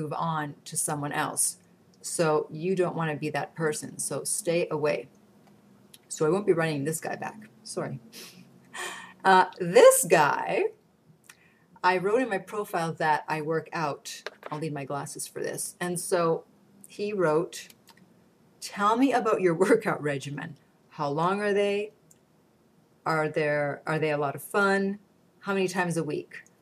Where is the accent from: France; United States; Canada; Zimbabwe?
Canada; I'm Canadian